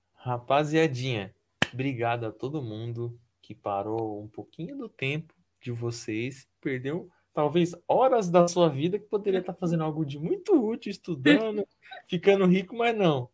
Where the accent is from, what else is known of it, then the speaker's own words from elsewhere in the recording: Paraná, Brazil; sou do Paraná